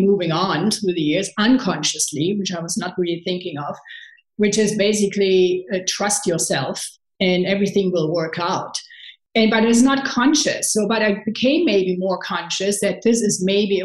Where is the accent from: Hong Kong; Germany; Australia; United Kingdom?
Germany; Cologne, North Rhine-Westphalia; English is a second language; moved away as an adult; also born or lived in San Francisco; I'm from Cologne